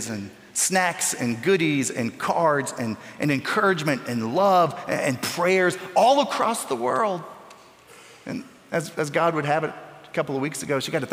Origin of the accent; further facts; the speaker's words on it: Newberry, Florida, United States; Newberry, Florida. It's my hometown in North Central Florida. It's where I grew up